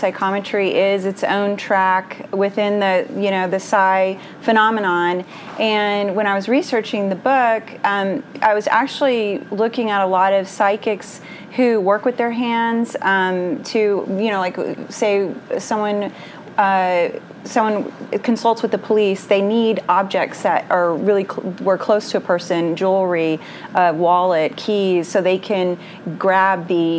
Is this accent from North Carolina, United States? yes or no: no; Houston, Texas, United States; I'm from Houston, Texas